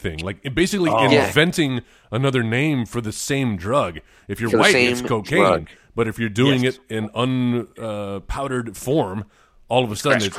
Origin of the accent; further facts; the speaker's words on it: Beeville, Texas, United States; In the town I grew up in Beeville, we had a naval base. It was a small town